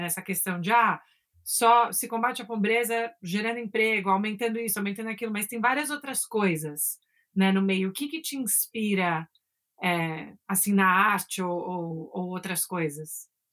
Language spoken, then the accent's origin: Portuguese; São Paulo, Brazil; also born or lived in New York; de São Paulo, crescer em São Paulo